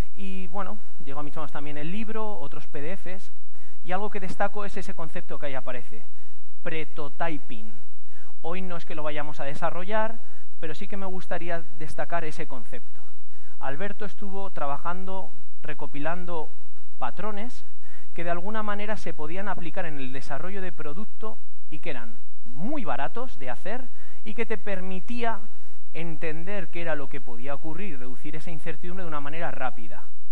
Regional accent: Castilla-La Mancha, Spain; manchego como yo, manchego

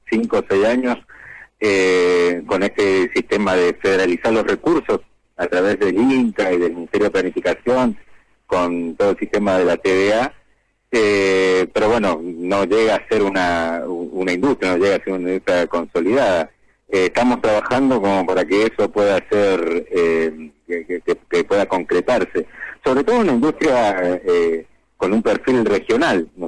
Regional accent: Resistencia, Chaco, Argentina; yo vengo de la provincia de Chaco, de la ciudad de Resistencia. Ahí desarrollo una actividad.

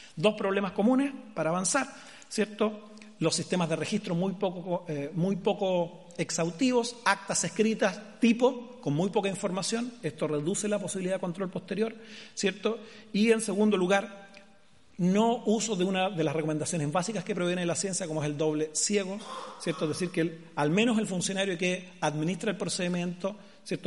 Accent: Chile; mi país

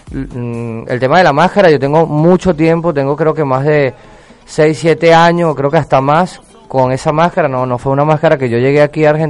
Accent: Venezuela; moved away; salí de Venezuela, pero por, otras condiciones. Eh, como todos lo sabemos, y bueno, aquí bueno, he sonado en varios locales gracias a Dios se han abierto las puertas

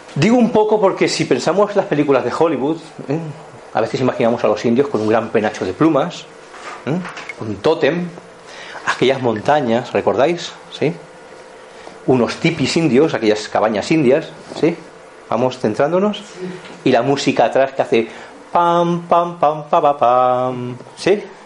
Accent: Montseny, Catalonia, Spain; also born or lived in Barcelona; nací en Cataluña, en Barcelona, formo parte del Montseny, de las montañas del Montseny, porque es donde yo me he criado

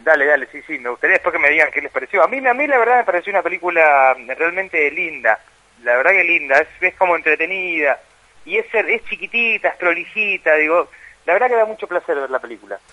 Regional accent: Chaco, Argentina; moved away; un poeta de mi pueblo

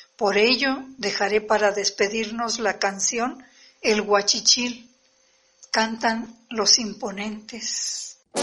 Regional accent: Cerritos, San Luis Potosí, Mexico; cuatro generaciones que nacimos en Cerritos, San Luis Potosí

